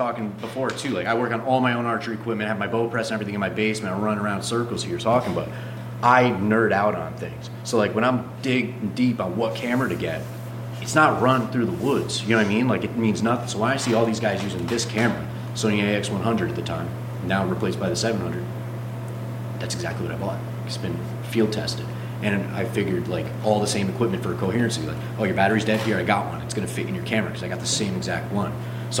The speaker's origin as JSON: {"language": "English", "region": "New York", "country": "United States", "tie": "born or raised there", "also_born_or_lived": "Ohio", "said": "So like, growing up in New York, in Ohio and stuff like that, a nice antlered white-tailed deer, and I'm like, oh, we're going deer hunting."}